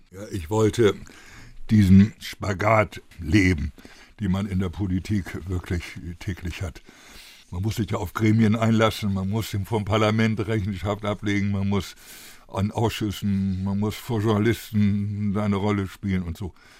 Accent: Bremen, Germany; bei uns in Bremen

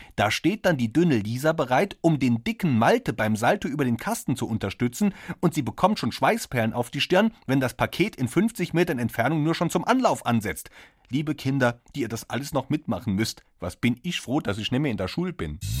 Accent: Saarland, Germany; Wir sind beide Saarländer.

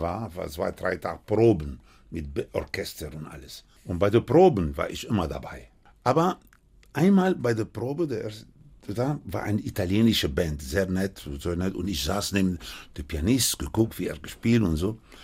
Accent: Cuba; German is a second language; now in Germany; ich hatte noch kubanischer Pass

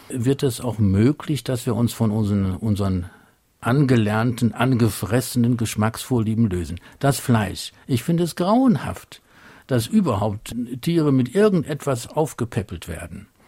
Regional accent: Mönchengladbach, North Rhine-Westphalia, Germany; In Großstädten teilweise, so Mönchengladbach, wo ich herkomme, ist es sehr, sehr schwierig, außerhalb der professionellen Einkaufsmöglichkeiten einen einfachen, ordentliches Stück Fisch zu bekommen.

